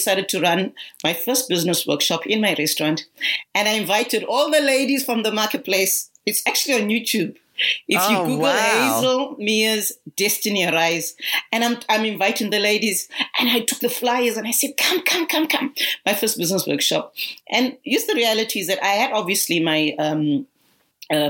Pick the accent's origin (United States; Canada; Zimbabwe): Zimbabwe; now in Australia; I'm originally from Zimbabwe, though residing in Australia